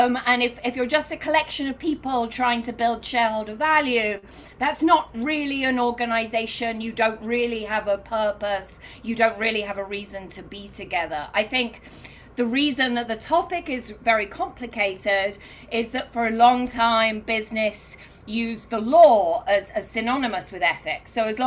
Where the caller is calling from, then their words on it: New York City, New York, United States; I live in New York. I'm calling in from New York this morning.